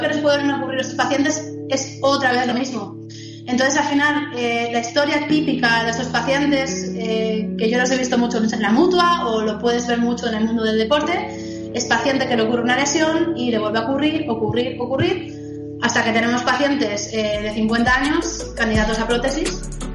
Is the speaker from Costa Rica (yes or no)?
no; Spain; soy fisio de España